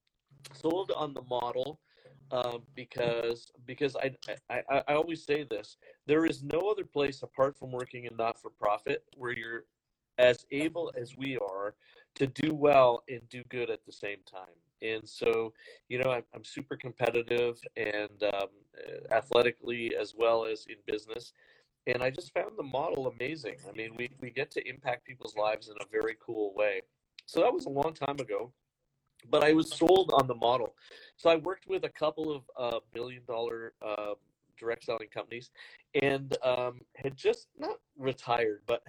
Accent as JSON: {"language": "English", "country": "Canada", "said": "I'm originally Canadian"}